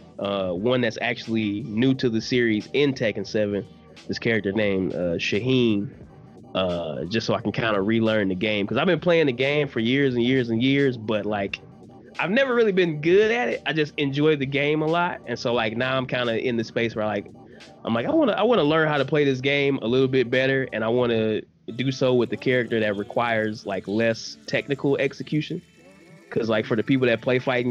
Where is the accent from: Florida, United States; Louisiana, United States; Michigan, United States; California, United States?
Michigan, United States; Detroit; I'm from Detroit, born and raised.